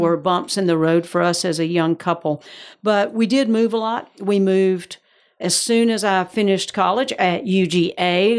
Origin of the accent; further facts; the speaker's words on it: Georgia, United States; accent: Georgia; moved away as an adult; also born or lived in Atlanta / Raleigh / Orlando / Johnson City, Tennessee; now in West Palm Beach, United States; I am from Georgia originally, so that's the accent